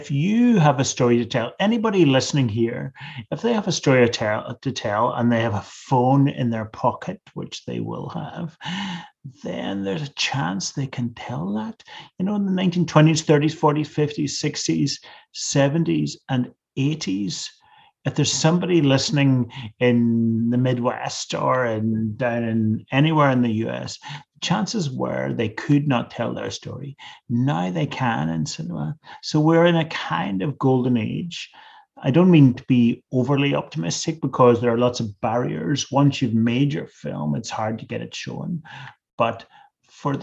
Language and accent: English; Northern Ireland, United Kingdom; I grew up in Northern Ireland and during the Troubles in the 70s and 80s